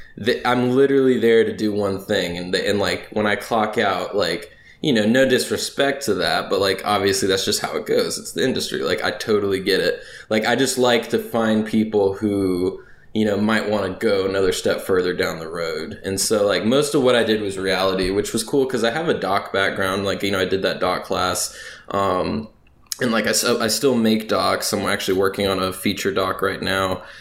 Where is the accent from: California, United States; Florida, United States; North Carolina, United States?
North Carolina, United States; Raleigh; moved away as an adult; now in Louisiana, United States; I'm originally from North Carolina, the Raleigh area to be specific. It's the capital of the state born and raised there, lived there most all my life.